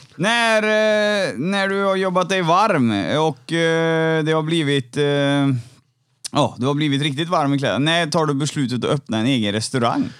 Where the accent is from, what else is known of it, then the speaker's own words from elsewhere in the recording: Trollhättan, Västra Götaland, Sweden; jag är från Trollhättan